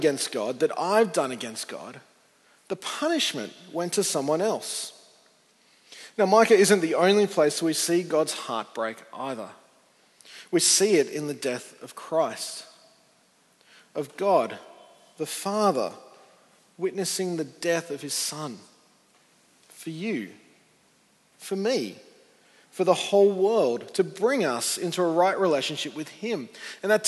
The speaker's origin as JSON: {"language": "English", "town": "Sydney", "region": "New South Wales", "country": "Australia", "tie": "born or raised there", "said": "I grew up on the North Shore, and Justin was my youth minister way back in the day"}